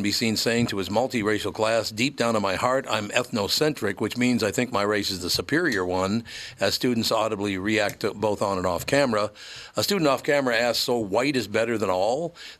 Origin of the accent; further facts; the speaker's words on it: Minneapolis, Minnesota, United States; growing up in North Minneapolis, which was a Catholic, black, and Jewish neighborhood all along Plymouth Avenue